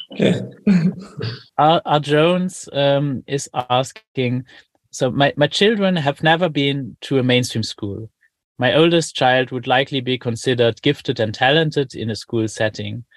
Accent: Luxembourg; I'm from Luxembourg

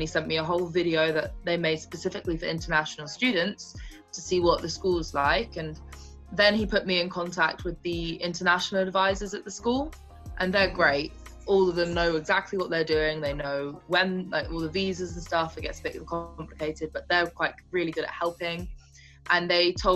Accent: England, United Kingdom; moved away as an adult; also born or lived in Nebraska / South Dakota; I'm from England

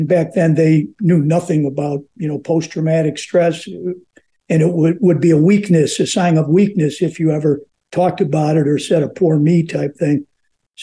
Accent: Chicago, Illinois, United States; I was born and raised in Chicago

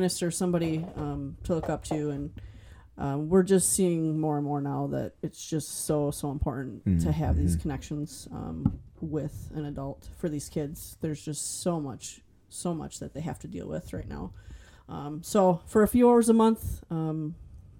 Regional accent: Manawa, Wisconsin, United States; moved away as an adult; now in Manitowoc, United States; I'm originally from Manawa

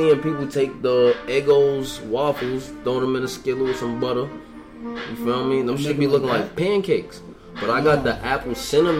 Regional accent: New York City, New York, United States; also born or lived in Brooklyn; I'm from Queens

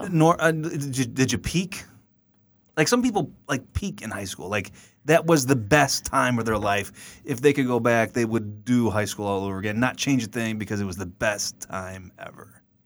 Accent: Black Oak, Missouri, United States; We are from the hills, Black Oak, Missouri. Uh, born and raised on the farm

